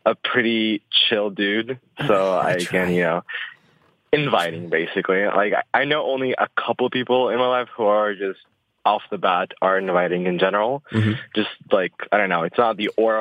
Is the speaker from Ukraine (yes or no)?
yes; Ukraine; also born or lived in Russia; now in United States; And then at about, like, 5-6 age range, I moved to Ukraine because my mother is Ukrainian and my father is Russian